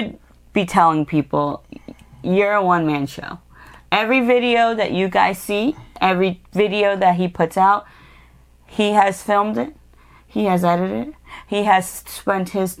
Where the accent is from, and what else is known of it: Long Island, New York, United States